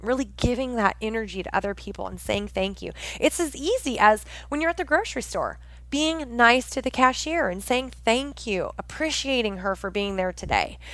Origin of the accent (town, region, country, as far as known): Pacific Northwest, United States; born or raised there